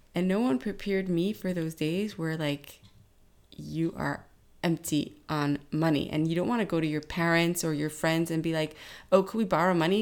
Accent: New York, United States; growing up in New York, um, being a teenager in the time of nine eleven

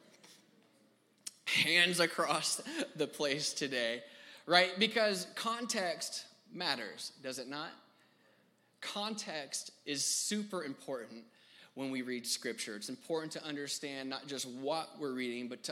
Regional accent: Houston, Texas, United States; I am from Houston, born and raised.

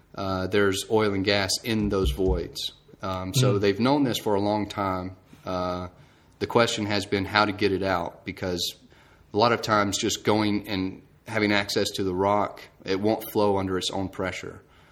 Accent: Georgia, United States; Okay, I'm from Georgia. Went to Georgia Tech for my mechanical engineering degree.

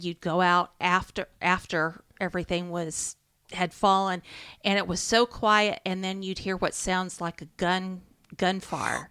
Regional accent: Iowa, United States; moved away; My hometown in Iowa

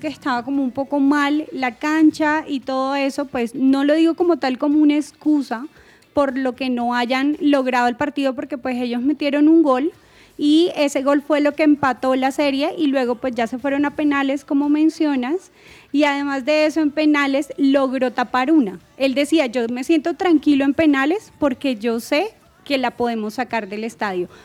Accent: Colombia; nosotros como colombianos

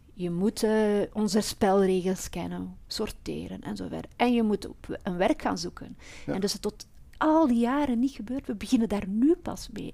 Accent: Flemish periphery of Brussels, Flanders, Belgium; now in Brussels, Belgium; ik kom uit de Vlaamse rand. Maar ik ben wel opgegroeid met eh, Brussel

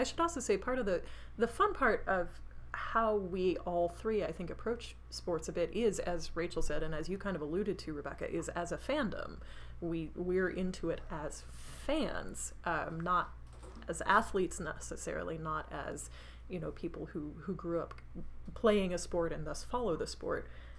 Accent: United States; I was like, I'm American, I don't give two shits about baseball.

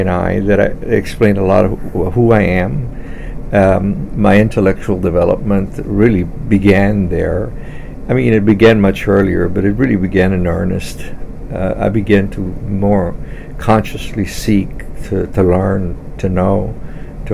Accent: La Feria, Texas, United States; also born or lived in Solis Ranch, Texas; my family moved from the rural community a mile and a half to the town named La Feria, Texas, L-A-F-E-R-I-A, Texas, a town of 6,000 people. And so I was raised there, went to schools there

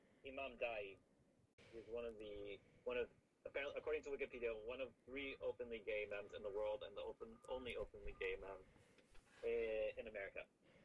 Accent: Los Angeles, California, United States; also born or lived in Seattle / Pasadena; I came from Los Angeles. I was born in Seattle, lived there for 6 years, and then my parents, due to warmer weather and the availability of Islamic schools, we moved to Los Angeles when I was about six, and then grew up in Los Angeles and Pasadena

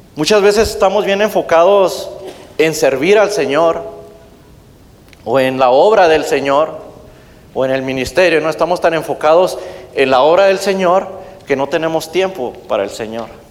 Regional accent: Mexico; now in United States; de donde yo soy originario, eh, de mi país México

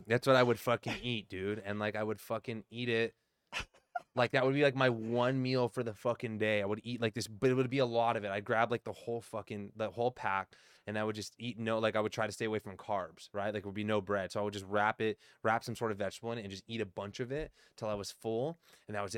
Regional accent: Southern California, United States; I'm still from SoCal

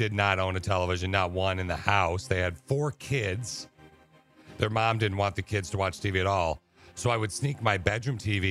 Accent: Lansing, Michigan, United States; We grew up in Lansing, the Lansing area.

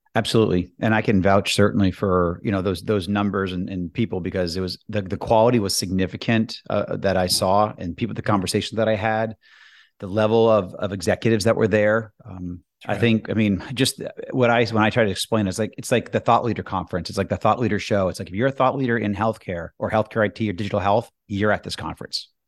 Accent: Boston, Massachusetts, United States; moved away; also born or lived in Washington, D.C.; I'm from Boston originally, or outside of Boston

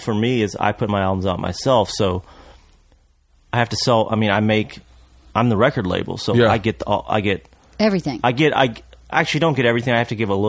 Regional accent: Lexington, Kentucky, United States; I grew up in Lexington

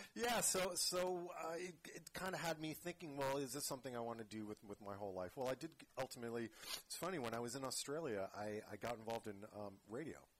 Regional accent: Rehoboth Beach, Delaware, United States; now in San Francisco Bay Area, United States; grew up in Delaware.

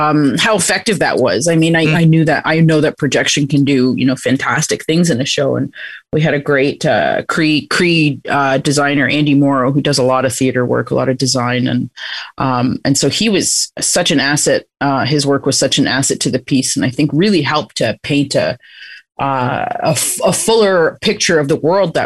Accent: Six Nations, Ontario, Canada; growing up on Six Nations

